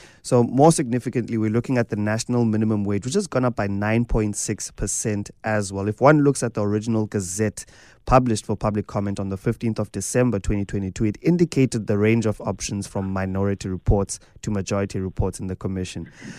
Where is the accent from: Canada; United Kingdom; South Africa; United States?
South Africa; There's so many oscillating movements when it comes to being a South African.